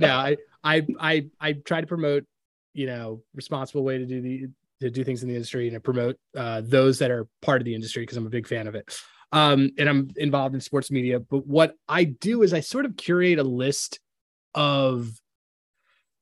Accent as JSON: {"language": "English", "town": "Philadelphia", "region": "Pennsylvania", "country": "United States", "said": "I'm from Philly"}